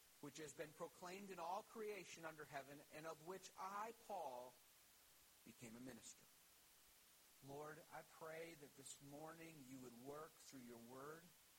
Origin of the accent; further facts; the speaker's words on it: Dunbar, Wisconsin, United States; Growing up in Dunbar, Wisconsin